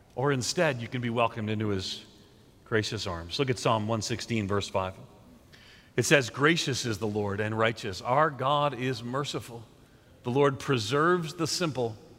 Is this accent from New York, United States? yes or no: yes; New York, United States; moved away; also born or lived in Nashville; I'm a New Yorker uh, by, uh, grew up there and a Northerner more so